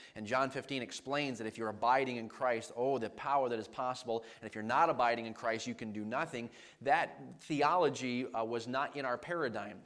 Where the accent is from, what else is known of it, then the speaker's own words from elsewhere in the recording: Maine, United States; now in New York, United States; growing up in Maine, I grew up in a household that just loved sports